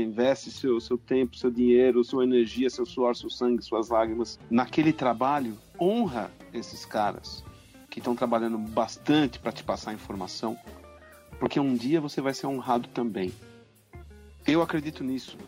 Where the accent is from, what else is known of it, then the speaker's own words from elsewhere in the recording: São Bernardo do Campo, São Paulo, Brazil; São Bernardo do Campo, que é a minha cidade natal